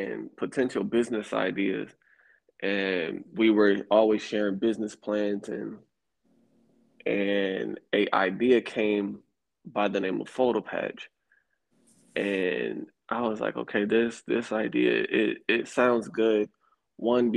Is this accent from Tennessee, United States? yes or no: no; Atlanta, Georgia, United States; moved away as an adult; also born or lived in Buffalo, New York / Florida; now in Atlanta, United States; born in Buffalo, New York, raised in Atlanta, Georgia